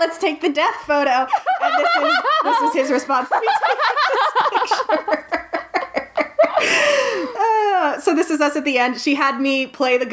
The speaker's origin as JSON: {"language": "English", "country": "United States", "lives_now": "Washington, D.C., United States", "said": "we're from America"}